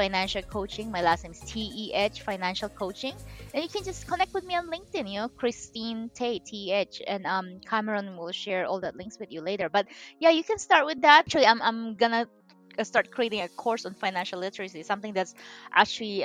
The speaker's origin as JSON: {"language": "English", "country": "Philippines", "tie": "born or raised there", "moved": "as an adult", "lives_now": "United States", "said": "I'm Chinese, I was born and raised in the Philippines"}